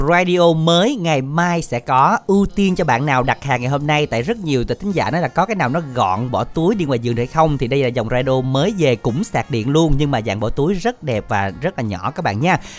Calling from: Cai Lậy, Tiền Giang, Vietnam; dạ phường 2 thị xã Cà Lậy

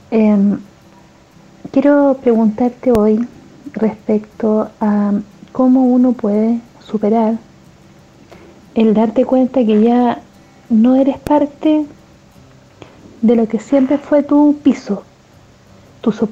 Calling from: Santiago, Santiago Metropolitan Region, Chile; Hola Julio … de Santiago de Chile.

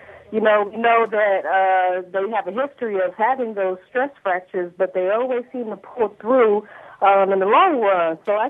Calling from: Southfield, Michigan, United States; I'm calling from Southfield, Michigan.

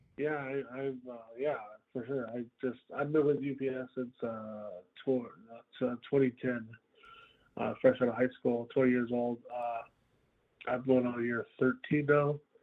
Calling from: North Dakota, United States; I'm calling from, uh, seven oh one is from, uh, North Dakota.

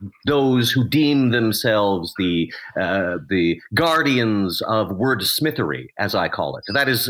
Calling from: Edmonton, Alberta, Canada; I'm calling from Edmonton, Alberta

